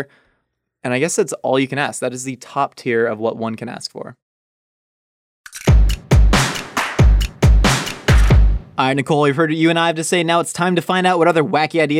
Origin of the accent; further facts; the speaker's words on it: Southern California, United States; I am from Southern California